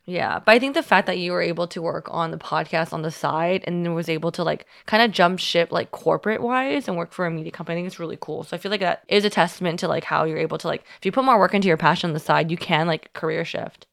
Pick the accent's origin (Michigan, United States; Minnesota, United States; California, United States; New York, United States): California, United States; Union City; moved away; I'm from Union City